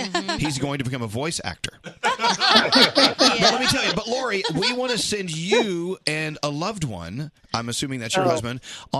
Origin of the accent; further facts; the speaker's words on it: New York, United States; As a New Yorker